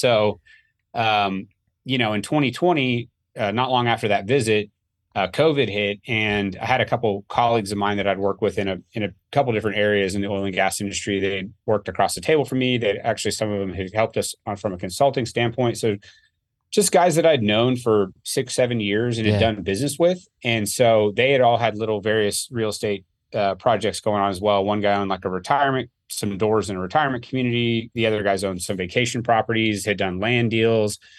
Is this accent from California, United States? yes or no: no; Oklahoma, United States; I'm born and raised in Oklahoma